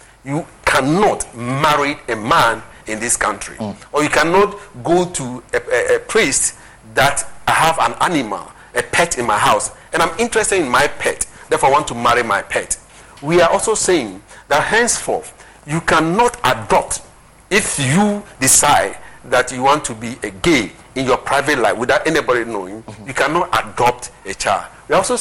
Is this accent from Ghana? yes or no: yes; Ghana; as an African, as a Ghanaian